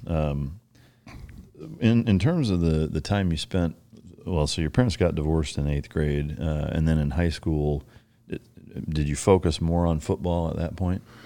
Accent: Iowa, United States; growing up in Iowa

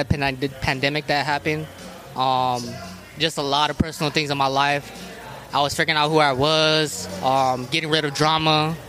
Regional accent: Tucson, Arizona, United States; And I grew up on the South Side, so, like, you know, it's mostly Mexicans. And they just embraced me, you know.

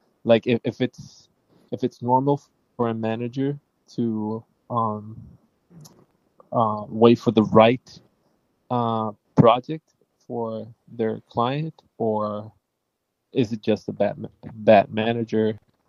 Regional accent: Puerto Rico; I'm an actor from Puerto Rico.

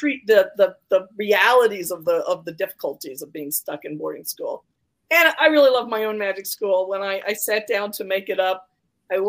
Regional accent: New York, United States; I grew up in New York

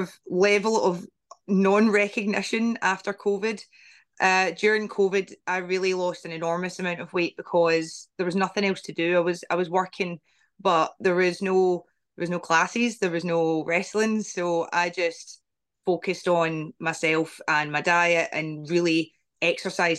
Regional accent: Glasgow, Scotland, United Kingdom; I got the chance to work in my home country, Scotland

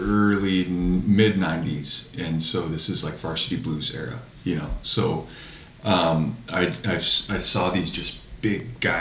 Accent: Carpinteria, California, United States; now in Santa Barbara, United States; I come from Carpinteria, which is a small town. Mm-hmm. I live in Santa Barbara now, which is 15 miles away

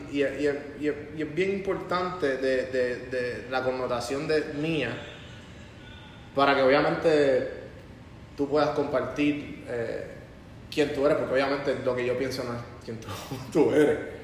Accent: Puerto Rico; yo soy un empresario puertorriqueño

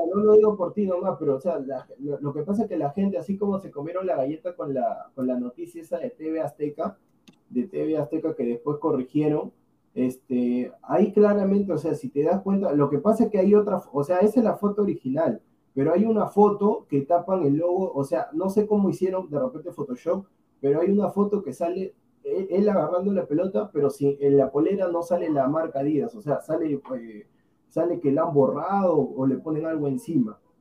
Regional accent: Peru; yo soy peruano

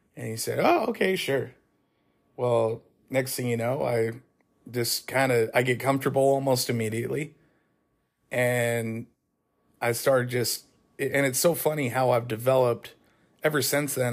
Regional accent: Shingle Springs, California, United States; down the street from where I grew up in Shingle Springs, California.

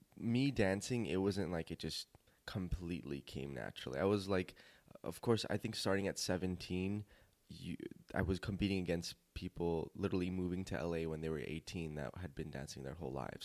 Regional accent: Glendale, California, United States; also born or lived in North Hollywood; I was born in North Hollywood, raised in Glendale.

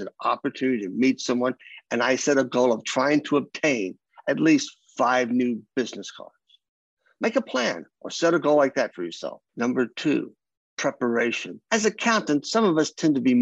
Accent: Kentucky, United States; accent: Southern; moved away; I'm from the South. I grew up in Kentucky most of my life.

